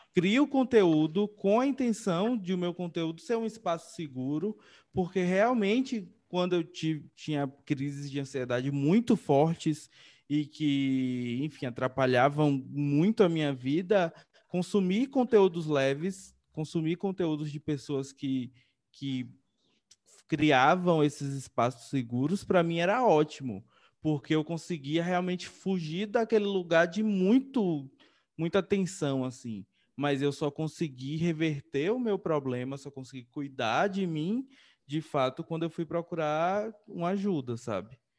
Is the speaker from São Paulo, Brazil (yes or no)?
no; interior of Bahia, Brazil; sou do interior da Bahia